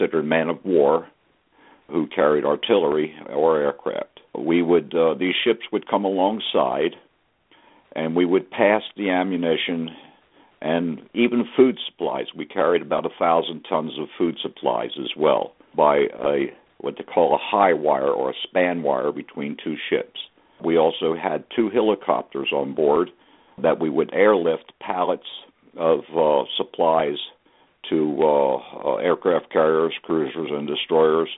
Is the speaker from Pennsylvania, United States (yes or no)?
yes; Philadelphia, Pennsylvania, United States; moved away as an adult; also born or lived in Bremerton, Washington; I was from Philadelphia